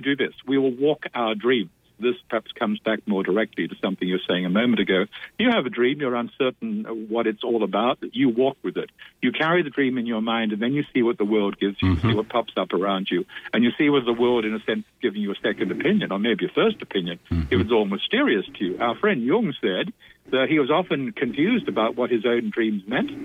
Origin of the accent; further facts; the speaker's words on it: Australia; In my native Australia